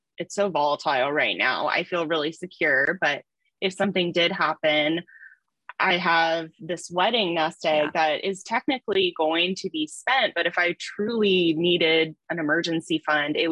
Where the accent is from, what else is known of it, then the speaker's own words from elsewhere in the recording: Pacific Northwest, United States; I'm from the Pacific Northwest